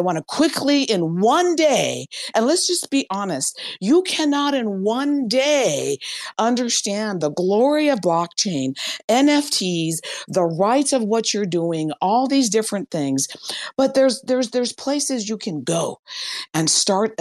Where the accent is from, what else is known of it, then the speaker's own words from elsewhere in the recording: Iran; I'm from Iran